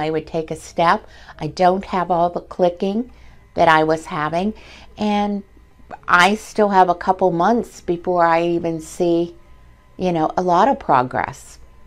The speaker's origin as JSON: {"language": "English", "region": "West Virginia", "country": "United States", "also_born_or_lived": "Pennsylvania", "moved": "yes", "lives_now": "Myrtle Beach, United States", "said": "I'm originally from West Virginia, transplanted to Pennsylvania, and now living down here in Myrtle Beach."}